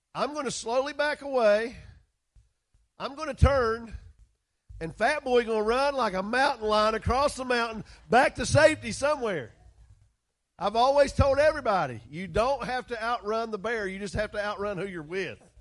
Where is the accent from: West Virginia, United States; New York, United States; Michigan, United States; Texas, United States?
West Virginia, United States; West Virginia